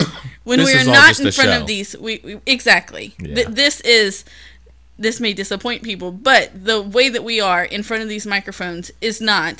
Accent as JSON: {"language": "English", "country": "United States", "said": "as an American woman"}